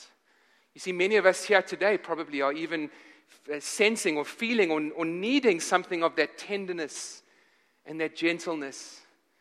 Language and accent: English; South Africa; moved away; I'm from Africa. I'm from South Africa